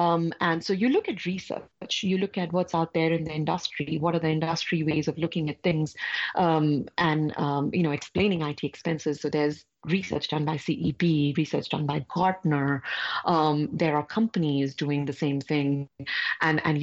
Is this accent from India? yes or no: yes; India; I'm coming from India.